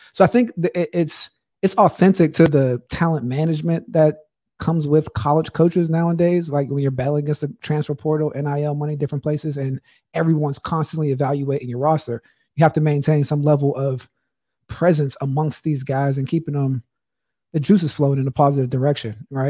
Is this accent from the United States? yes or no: yes; Pittsburgh, Pennsylvania, United States; I grew up in Pittsburgh